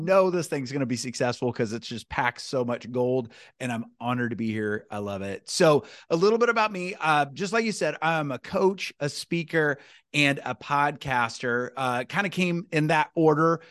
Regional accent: Newton, United States; I grew up in a small town, I love my small town, I grew up in Newton

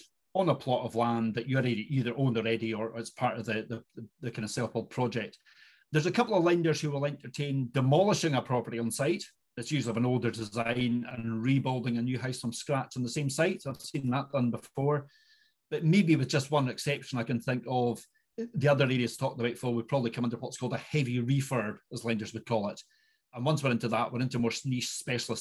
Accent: Inverness, Scotland, United Kingdom; I am indeed born and bred in Inverness

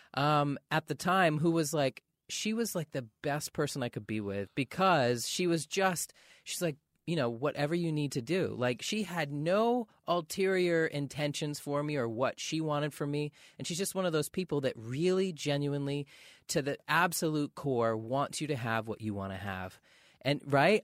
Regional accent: Maine, United States; growing up in Maine

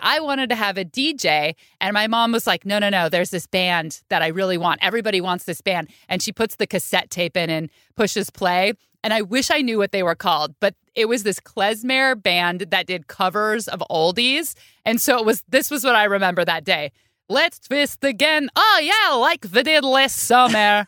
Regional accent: Bay Area, California, United States; I grew up in the Bay Area

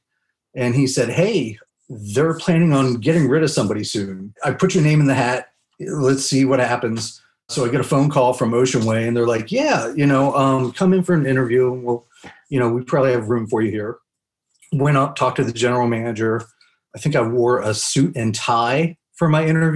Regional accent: Havre de Grace, Maryland, United States; moved away as an adult; also born or lived in Abilene, Texas; now in Los Angeles, United States; I grew up in a small town called Haverty Grace, Maryland

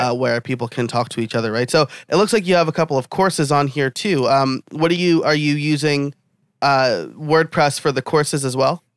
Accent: New York, United States; being a New Yorker myself.

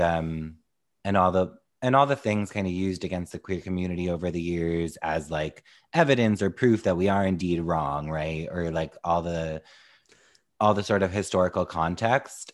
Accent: New York, United States; as a New Yorker

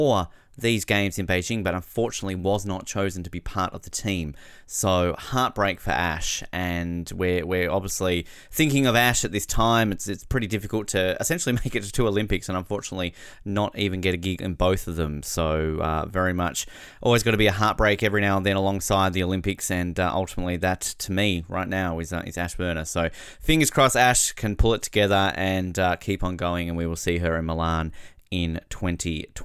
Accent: Australia; as an Australian

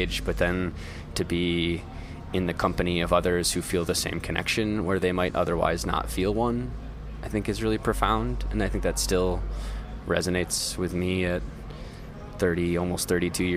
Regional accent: Midwest, United States; accent: nasally Midwestern; a horrendously nasally Midwestern accent

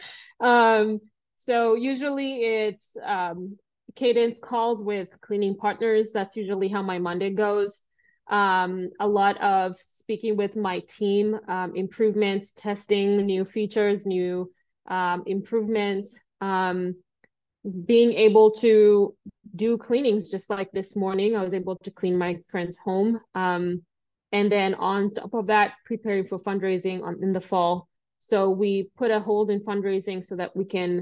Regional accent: Kenya; moved away as an adult; now in United States; I came to the US from Kenya when I was 18 years old to study math and mechanical engineering.

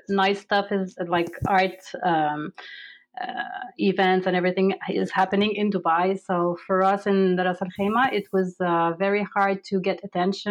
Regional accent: Canada; moved away as an adult; now in United Arab Emirates; I am a Canadian visual artist

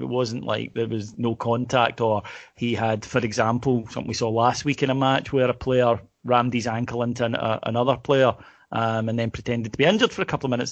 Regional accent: Kilwinning, Scotland, United Kingdom; I was from Kilwinning, and nobody else was of another faith or denomination

